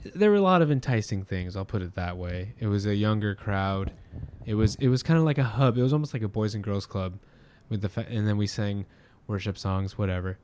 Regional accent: Orange County, California, United States; now in Long Beach, United States; I grew up in Orange County

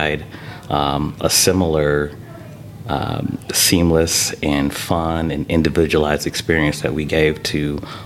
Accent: Michigan, United States; moved away as an adult; now in Fishers, United States; I got my start working for the Detroit Pistons back in my hometown of Michigan

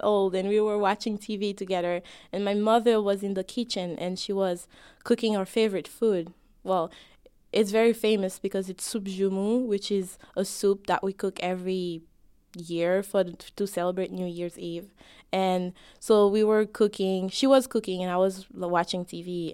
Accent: Haiti; now in United States; I'm both an American me and a Haitian me.

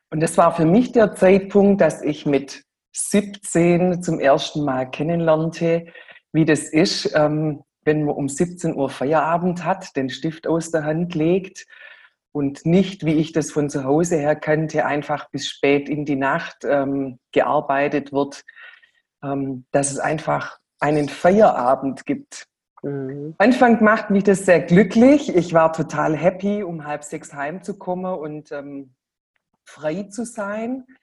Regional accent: Baden-Württemberg, Germany; ein ganz schwäbischer Name. Wir kommen auch aus dem Schwabenländle in der Nähe von Stuttgart.

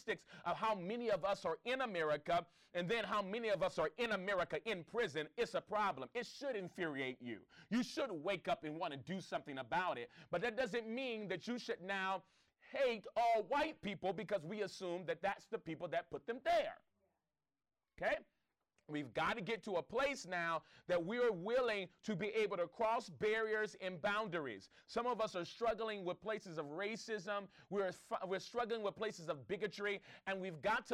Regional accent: Los Angeles, California, United States; I grew up in the Crenshaw District

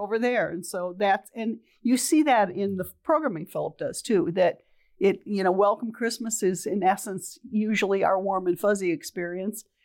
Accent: Toledo, Ohio, United States; moved away as an adult; also born or lived in Grand Rapids, Michigan; I'm originally from Toledo, Ohio

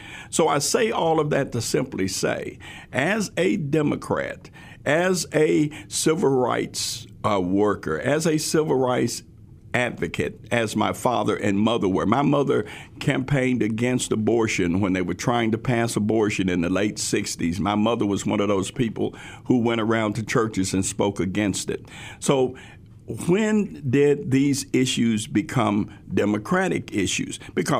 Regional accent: Tennessee, United States; also born or lived in Memphis; Crockett County, where we moved from Memphis to that small town, which is a wonderful small town up in West Tennessee. We integrated the schools in 1968.

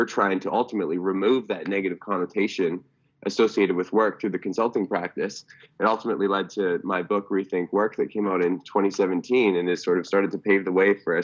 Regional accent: Cranbrook, British Columbia, Canada; now in Vancouver, Canada; I had the privilege of growing up in small town British Columbia, from a town called Cranbrook, BC, about 23,000 person population

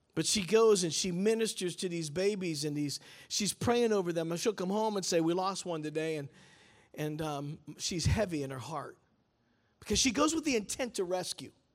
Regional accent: Pittsburgh, Pennsylvania, United States; I'm from Pittsburgh

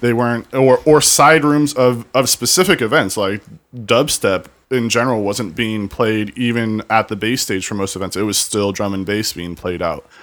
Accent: Lake Elsinore, California, United States; I grew up in, like, Elsinore

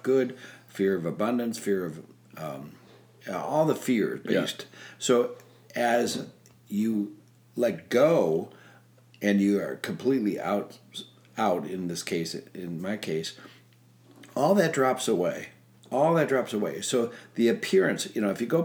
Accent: Minnesota, United States; moved away; I grew up in Minnesota

